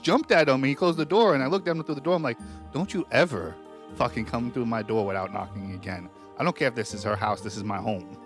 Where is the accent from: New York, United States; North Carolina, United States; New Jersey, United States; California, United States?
New York, United States; accent: New York; I have a real New York accent